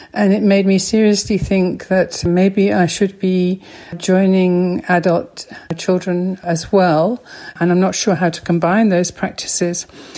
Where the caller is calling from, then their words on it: Johannesburg, Gauteng, South Africa; I'm phoning from Johannesburg, South Africa.